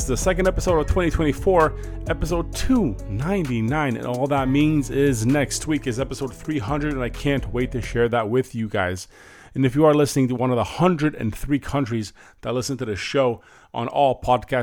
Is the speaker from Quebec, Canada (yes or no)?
no; Windsor, Ontario, Canada; currently residing in my hometown right now, Windsor, Ontario